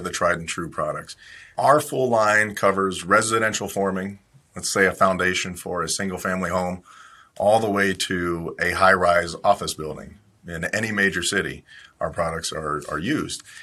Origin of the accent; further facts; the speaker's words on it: Ohio, United States; I grew up in Ohio